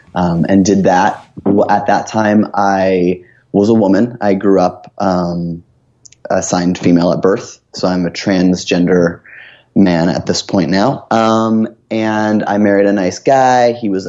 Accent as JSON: {"language": "English", "town": "Oshawa", "region": "Ontario", "country": "Canada", "tie": "born or raised there", "said": "So I grew up in Ontario, just outside of Toronto, in a town called Oshawa, which is known as being the only thing that was there at the time that I grew up was a GM town, like General Motors factory."}